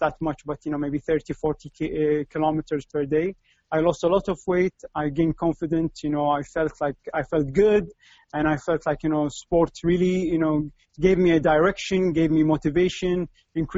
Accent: Kuwait; I'm in Kuwait. This is my hometown. I've been living there

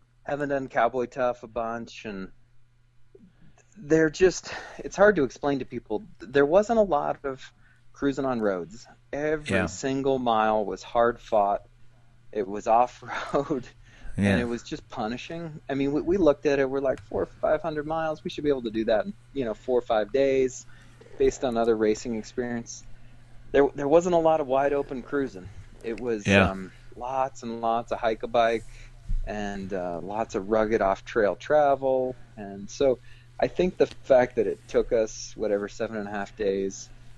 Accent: Juneau, Alaska, United States; I grew up in Juneau, Alaska, which is one of the great mountain towns on Earth

